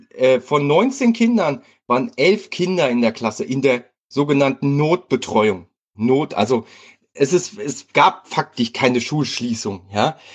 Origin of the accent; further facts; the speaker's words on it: Hesse, Germany; ich komme aus Hessen